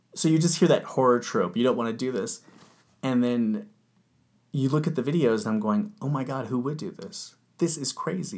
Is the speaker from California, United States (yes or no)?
yes; Orange County, California, United States; I grew up in Orange County